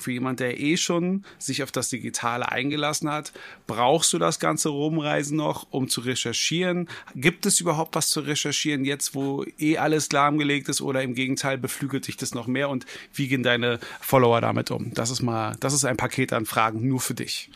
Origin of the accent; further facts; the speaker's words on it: Berlin, Germany; ich bin ein gebürtiger Berliner.